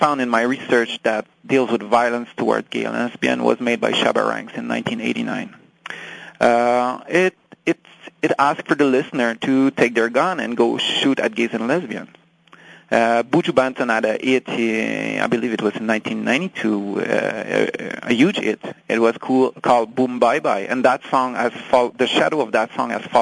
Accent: France; English is a second language; I'm French. English is my second language

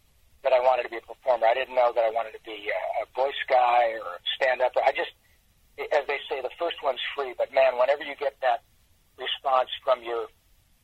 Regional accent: Michigan, United States; I grew up in Michigan

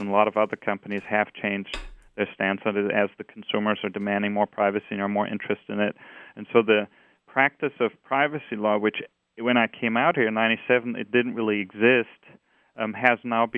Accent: Austria; English is a second language; now in United States; I don't know. I think I still have my accent.

